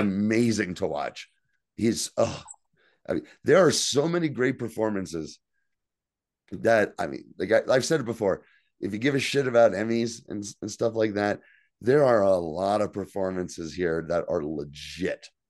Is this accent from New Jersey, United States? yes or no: yes; New Jersey, United States; accent: Jersey; It's all guys like me, all guys with Jersey accents.